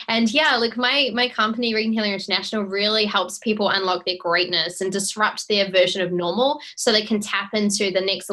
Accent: Auckland, New Zealand; So I grew up in Auckland, New Zealand

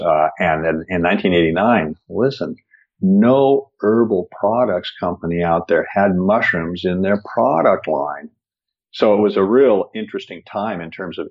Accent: Seattle, Washington, United States; I grew up in Seattle in an area that is evergreen

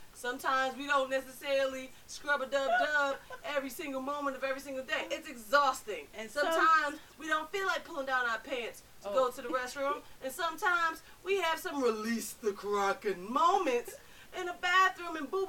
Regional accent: Newark, New Jersey, United States; we're both from Newark

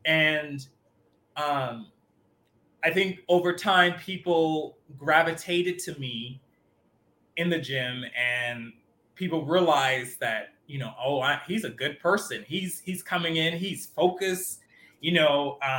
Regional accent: Miami, Florida, United States; I'm from Miami, and that's part of the culture down there

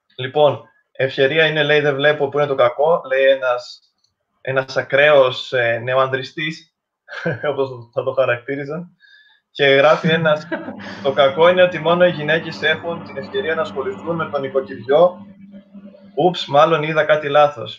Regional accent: Crete, Greece; και εγώ και ο Μιχάλη είμαστε από Κρήτη

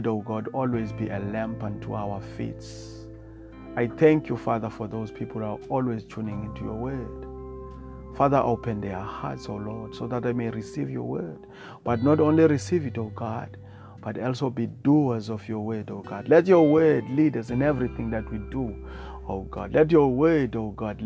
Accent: South Africa; I come from South Africa

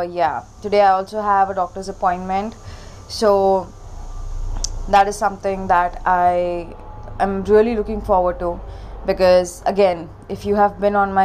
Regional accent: India; also born or lived in Mumbai; I'm an Indian. I stay in India. I'm in Mumbai right now.

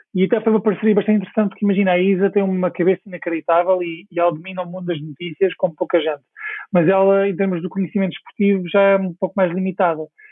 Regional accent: Portugal; moved away as an adult; also born or lived in Stockwell, London

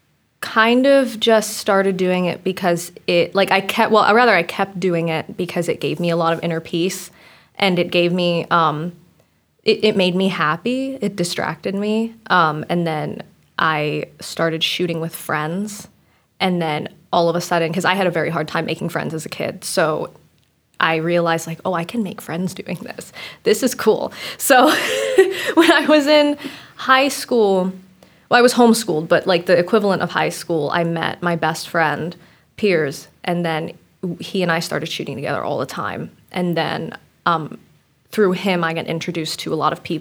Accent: Germantown, Maryland, United States; also born or lived in Washington / Frederick, Maryland; I grew up in Germantown and then moved to Washington and then came to Frederick. So I was kind of bounced around, but Maryland, whole life.

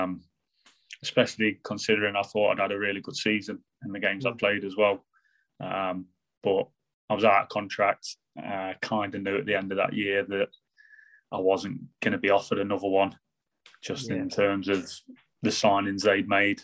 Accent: Sutton-in-Ashfield, East Midlands, United Kingdom; I was born in Nottinghamshire. I was born in Sutton and Ashfield

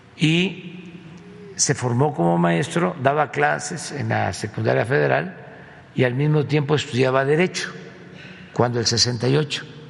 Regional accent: Tepetitán, Tabasco, Mexico; estaba estudiando, dices 10 años, sí, el cuarto año, sí, en Tepetitán. Mi escuela se llama Marcos E. Becerra, un historiador, lingüista mm, tabasqueño chiapaneco de primera. Entonces, mi pueblo tenía la fortuna

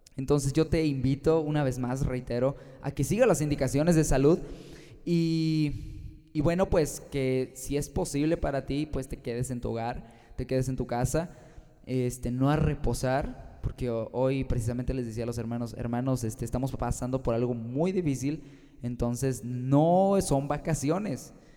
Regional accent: Guanajuato, Mexico; yo soy de Guanajuato, México, y tengo 21 años

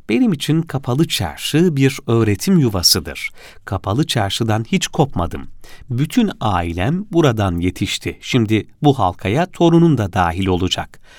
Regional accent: Kilis, Kilis Province, Turkey; Aslen Kilisliyim, babam kuyumcuydu.

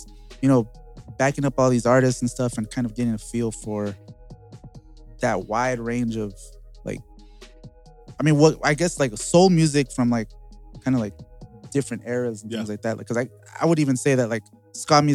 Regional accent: Los Angeles, California, United States; I grew up in East LA, Garfield High School

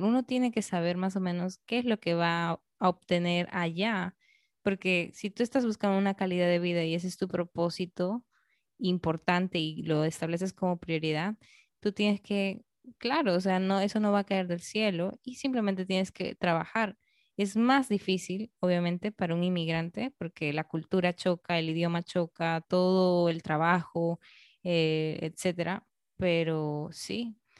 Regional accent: Peru; also born or lived in Canada

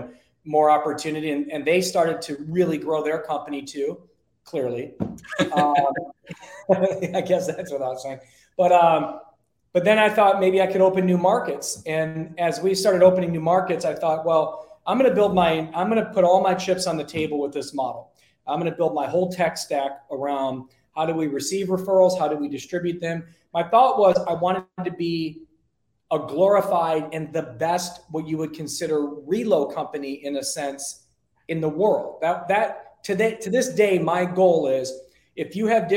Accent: Detroit, Michigan, United States; now in Arizona, United States; I'm from Detroit

